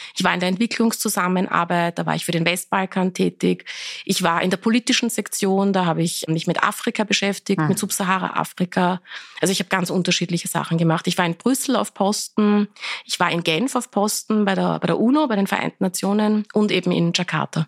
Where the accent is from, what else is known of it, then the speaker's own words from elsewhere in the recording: Vienna, Austria; also born or lived in Iran; Ich habe auch meine Schulzeit dann, äh, wir waren dann die Volksschule, habe ich dann schon in Wien besucht